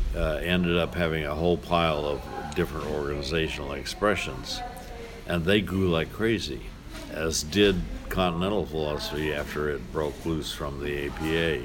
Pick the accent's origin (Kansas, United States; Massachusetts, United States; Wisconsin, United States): Kansas, United States; moved away; I grew up in Kansas, and Kansas is a very windy state